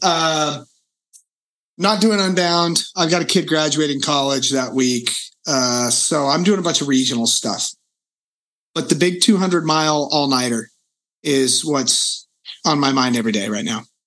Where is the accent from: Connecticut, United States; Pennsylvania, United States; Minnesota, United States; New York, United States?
Pennsylvania, United States; Reading; moved away; the city I grew up in in Reading